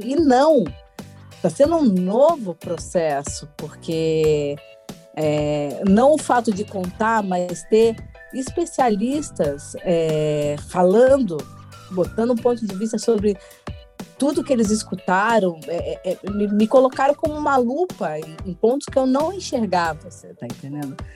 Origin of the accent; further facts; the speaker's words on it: Minas Gerais, Brazil; accent: meio mineiro; eu tenho um sotaque muito único, né? Que é meio mineiro